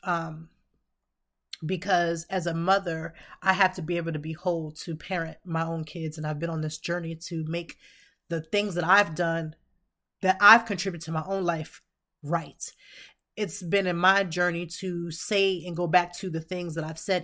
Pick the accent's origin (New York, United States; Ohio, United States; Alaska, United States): Ohio, United States; Youngstown; I'm from Ohio, born and raised in Youngstown.